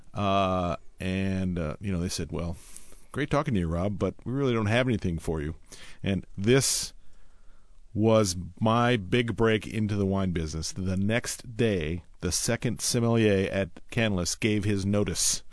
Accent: Oakland, California, United States; I'm from the Bay Area, Oakland, uh, and, uh, my dad was in the wine business

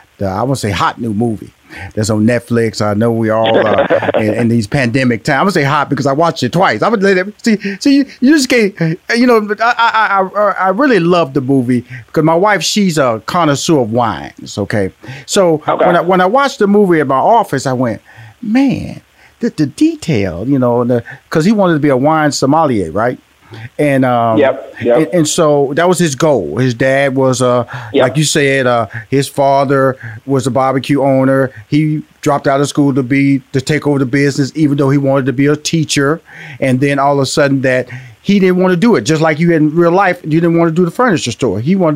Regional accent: Houston, Texas, United States; I'm from Houston, Texas. I'm a Texas boy.

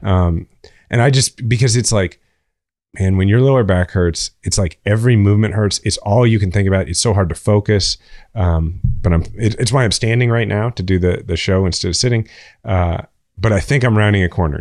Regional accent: Kansas City, Missouri, United States; I'm from Kansas City

